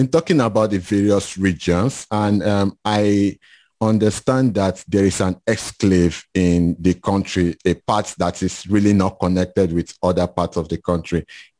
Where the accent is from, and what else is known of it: Nigeria